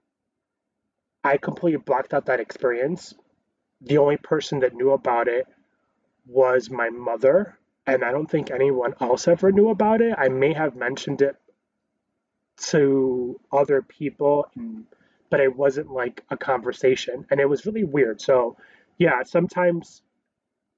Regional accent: New York City, New York, United States; I was born in Queens

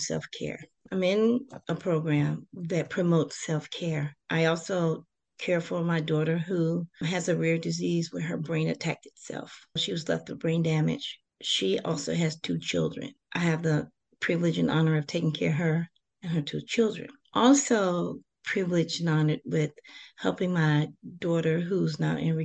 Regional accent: Detroit, Michigan, United States; I'm born and raised in Detroit, Michigan

